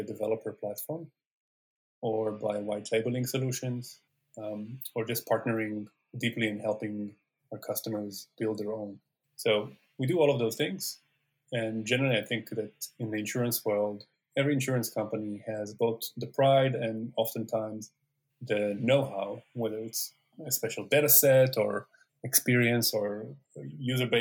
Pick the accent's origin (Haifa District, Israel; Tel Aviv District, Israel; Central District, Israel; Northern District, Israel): Tel Aviv District, Israel; Tel Aviv; moved away as an adult; also born or lived in Syracuse, New York, United States; now in Silicon Valley, United States; So I grew up in Tel Aviv